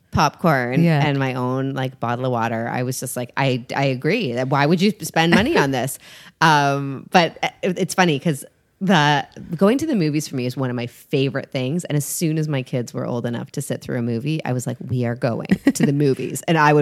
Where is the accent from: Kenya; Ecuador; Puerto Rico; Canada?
Canada; I am Canadian.